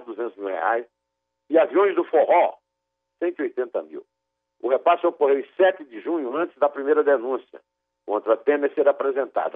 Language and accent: Portuguese; Brazil; quando eu tinha sete anos e vi gente morrer de fome nas ruas da cidade onde eu nasci, Iraúna